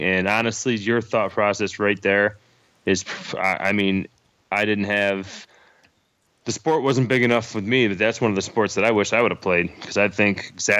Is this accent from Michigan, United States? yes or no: no; Syracuse, New York, United States; So, I mean, like where we grew up in Syracuse, I mean, that's just a hotbed, you know?